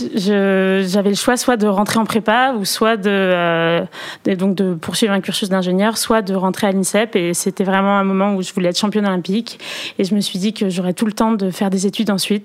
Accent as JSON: {"language": "French", "town": "Perpignan", "region": "Occitania", "country": "France", "moved": "yes", "lives_now": "Paris, France", "said": "je viens de Perpignan euh, du sud de la France, mes parents ont déménagé à Perpignan"}